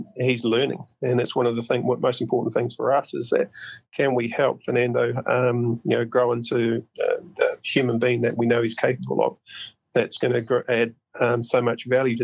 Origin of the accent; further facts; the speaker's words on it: Porirua, Wellington, New Zealand; moved away; I grew up in Porirua